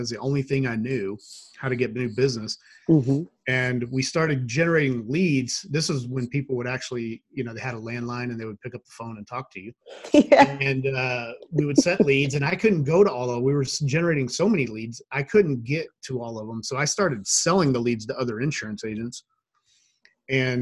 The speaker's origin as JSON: {"language": "English", "town": "Shreveport", "region": "Louisiana", "country": "United States", "tie": "born or raised there", "also_born_or_lived": "Monroe, Louisiana", "moved": "yes", "lives_now": "Idaho, United States", "said": "I was born in that area. I grew up in Shreveport, which is about an hour and a half west."}